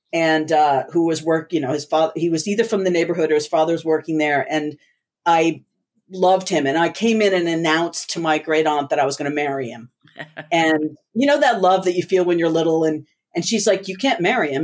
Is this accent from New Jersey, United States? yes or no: yes; New Jersey, United States; also born or lived in Puerto Rico; growing up in the States